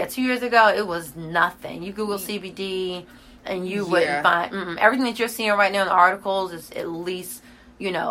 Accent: Greenville, South Carolina, United States; I'm from Greenville, South Carolina

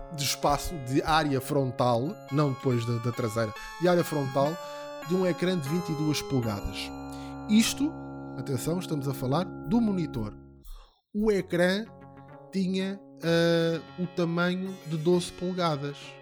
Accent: Ramada, Lisbon, Portugal; nós somos da mesma zona, eu sou da Ramada

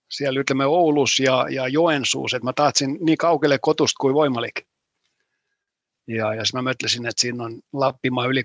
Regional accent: Helsinki, Uusimaa, Finland; Mä olen kasvanut Helsingissä, käynyt heas koolissa Helsingissä, aika samassa puolet, ja puolet omaa ajasta elänyt talus ja tehnyt talutööt.

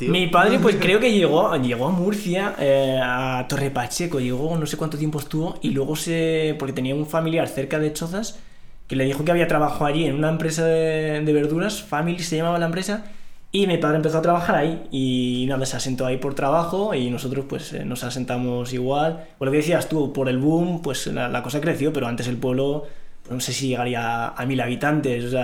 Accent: Risana, Tanger-Tetouan-Al Hoceima, Morocco; vengo de Marruecos, eh, exactamente de un pueblo a un pueblo rural, al norte de Marruecos, está eh, está Larache, bueno, pues yo vivía en un pueblo rural, Risana

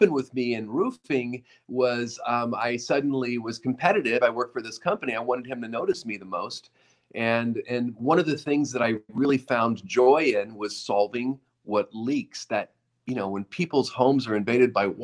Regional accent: Oregon, United States; moved away; a younger kid growing up in Oregon in the mountains

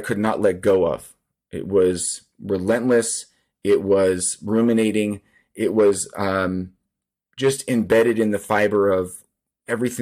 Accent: Seattle, Washington, United States; I grew up in Seattle, Washington

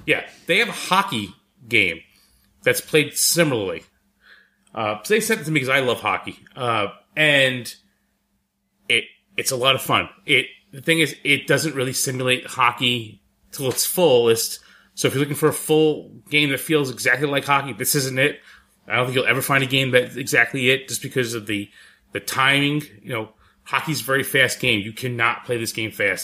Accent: New York City, New York, United States; moved away; I'm from the Bronx.

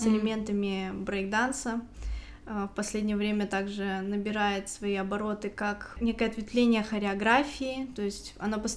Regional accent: Saint Petersburg, Russia; Я приехала из Санкт-Петербурга. Как там дела обстоят с домашним насилием? Я думаю, так же, как и по всей России

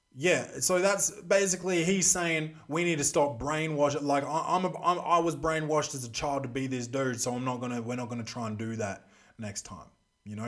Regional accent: Australia; also born or lived in Adelaide; I'm Australian. Um, I live in Adelaide

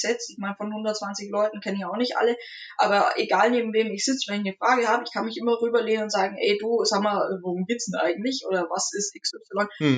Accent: Nuremberg, Bavaria, Germany; ich bin in Nürnberg aufgewachsen, genau gesagt im Knoblauchsland, also im Nürnberger Norden

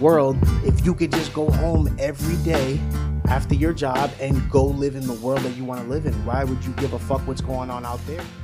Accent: Brick, New Jersey, United States; I grew up in Bricktown

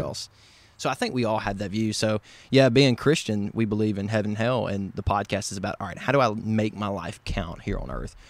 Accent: Covington, Tennessee, United States; now in Memphis, United States; I am from the West Tennessee area, about forty-five mile, forty-five miles north of Memphis, small town

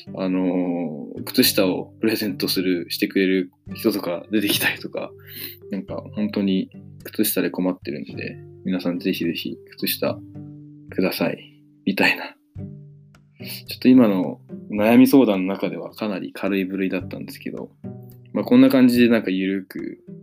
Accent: Matsue, Shimane, Japan; moved away; 僕の、まあ、故郷の松江

